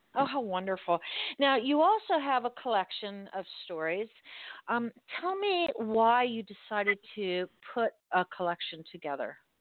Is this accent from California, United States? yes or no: no; Miami, Florida, United States; I grew up in Miami in South Dade